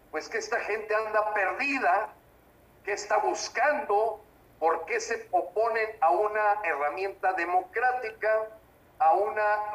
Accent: Mexico; Claro que somos la piedra en el zapato y somos los mexicanos que siempre hemos sido congruentes

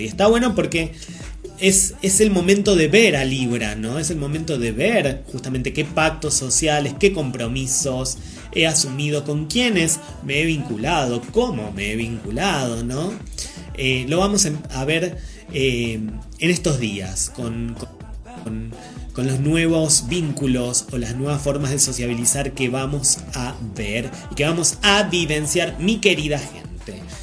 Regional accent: Argentina; siendo Argentina

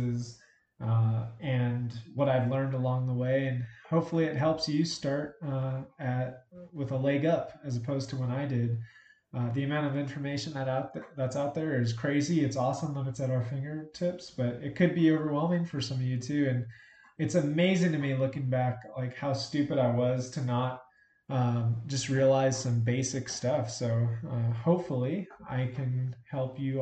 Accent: Albuquerque, New Mexico, United States; I was born and raised in Albuquerque, New Mexico

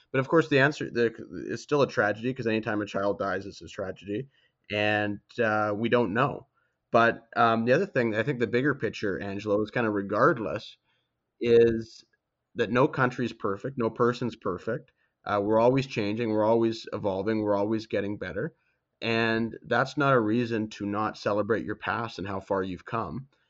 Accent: Canada; being Canadian

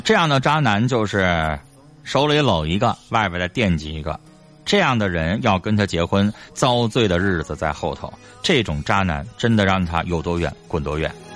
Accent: Northeast China, China; 这个是我们东北常见病

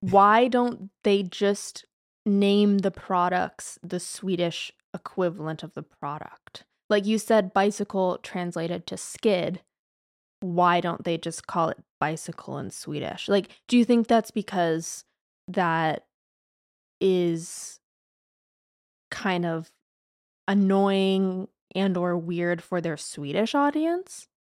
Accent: United States; as an American who unfortunately only speaks English fluently

